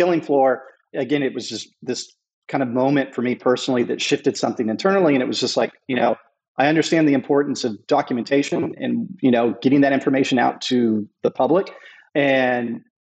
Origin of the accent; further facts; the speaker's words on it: United States; also born or lived in North Texas / Southern California; now in Hawaii, United States; I grew up in Southern California and North Texas.